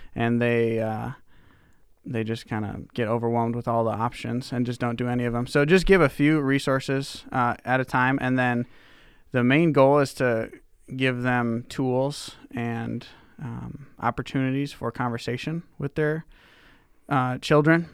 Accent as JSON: {"language": "English", "town": "Kenosha", "region": "Wisconsin", "country": "United States", "tie": "born or raised there", "also_born_or_lived": "Minnesota / Deerfield, Illinois", "moved": "as an adult", "lives_now": "Indianola, Iowa, United States", "said": "my youth pastor who, uh, I had when I was growing up in Kenosha, Wisconsin."}